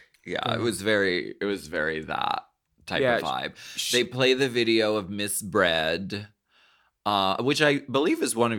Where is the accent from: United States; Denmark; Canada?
Canada; I'm French. I'm French Canadian, everyone.